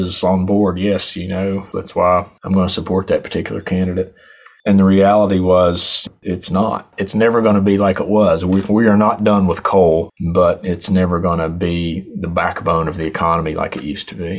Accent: Logan, West Virginia, United States; So I'm from Southern West Virginia. I'm from a place called Logan.

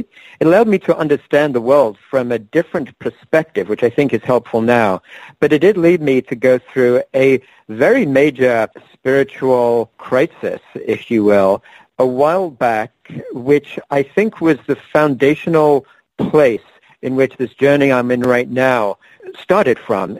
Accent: England, United Kingdom; moved away as an adult; now in United States; Yeah, so in fact, I was born and raised in England. I left England when I was 21. I'm now 57. So I spent most of my adult life in the United States, as well as a few other countries at different times.

